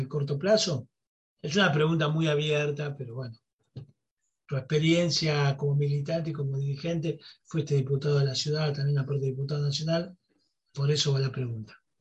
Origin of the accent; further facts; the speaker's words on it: Buenos Aires, Argentina; somos de Buenos Aires